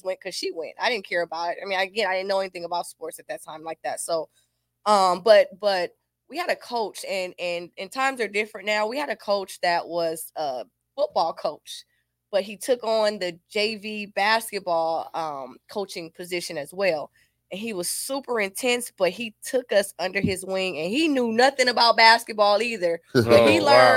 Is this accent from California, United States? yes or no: yes; Compton, California, United States; growing up in Compton